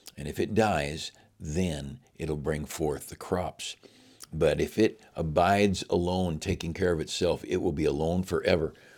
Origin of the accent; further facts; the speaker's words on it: United States; I'm an American with all of its weaknesses. I'm an American